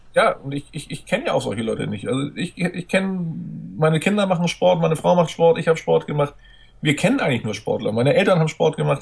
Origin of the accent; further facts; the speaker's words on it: Hamburg, Germany; now in Schleswig-Holstein, Germany; als Hamburger bin ich auch betroffen gewesen oder als Randhamburger, da ich in Schleswig-Holstein lebe, aber mein Herz immer noch nach Hamburg gehört